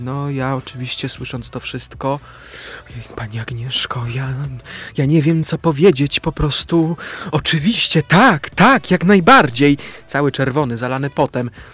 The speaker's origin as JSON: {"language": "Polish", "town": "Łaziska Górne", "region": "Silesian Voivodeship", "country": "Poland", "tie": "born or raised there", "accent": "Silesian", "moved": "yes", "lives_now": "Warsaw, Poland", "said": "Łaziska, czyli moje rodzinne miasto Łaziska"}